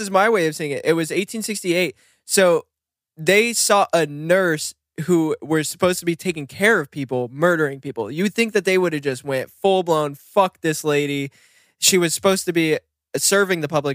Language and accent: English; Bend, Oregon, United States; moved away; also born or lived in Bakersfield, California; growing up in Bend